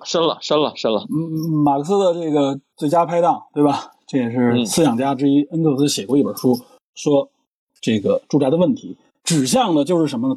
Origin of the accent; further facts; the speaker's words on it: Beijing, China; 我是北京人